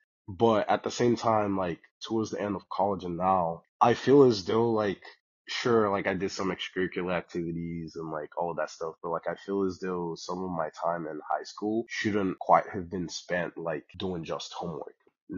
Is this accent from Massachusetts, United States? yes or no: no; Texas, United States; moved away as an adult; also born or lived in Dallas, Texas / Austin, Texas; now in Portland, United States; we're from Texas, right? Like Texas is our spot